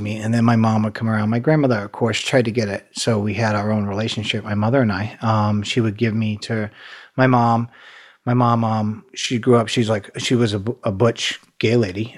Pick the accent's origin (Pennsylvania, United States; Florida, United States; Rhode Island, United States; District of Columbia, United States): Rhode Island, United States; Providence; moved away; also born or lived in North Carolina; I grew up in Providence, Rhode Island up there, a real small state